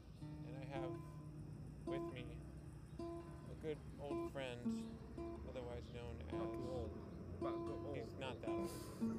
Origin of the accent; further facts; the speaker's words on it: London, United Kingdom; And I'm from London.